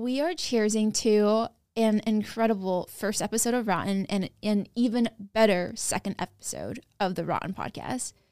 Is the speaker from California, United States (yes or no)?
yes; West Sacramento, California, United States; also born or lived in New York City; I grew up in Broderick in Section Eight